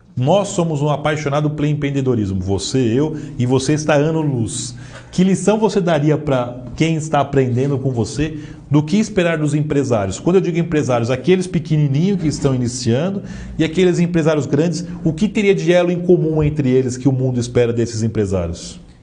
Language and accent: Portuguese; Southeast, Brazil; nós que somos aqui do Sudeste